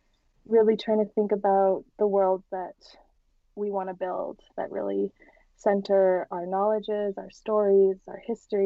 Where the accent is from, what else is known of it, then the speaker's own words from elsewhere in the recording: Santa Fe, New Mexico, United States; moved away; the Diné part of my family comes from Round Rock, Arizona, but I grew up on Tewa territory in Santa Fe, New Mexico, and I'm currently doing my Master of Fine Arts at OCAD University.